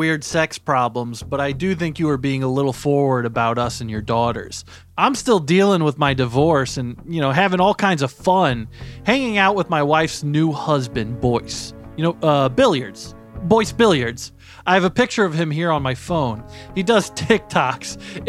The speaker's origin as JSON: {"language": "English", "country": "Canada", "said": "I'm actually Canadian, so I don't have to be here. I get to just walk in."}